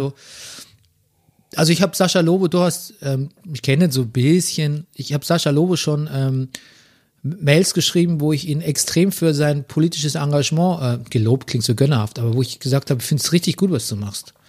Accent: Southern Germany, Germany; now in Berlin, Germany; bei uns im Süden

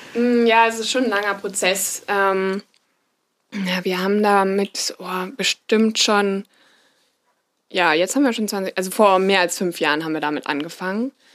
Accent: Schleswig, Schleswig-Holstein, Germany; moved away as an adult; also born or lived in Rheingau; mit 18, als ich studieren gegangen bin, da konnte ich mir das beim besten Willen nicht vorstellen, dass ich zurück nach Schleswig gehe.

